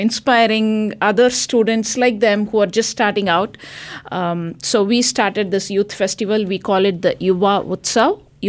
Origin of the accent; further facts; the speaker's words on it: India; now in United States; I moved from India, you know, and we made a choice to come and live here.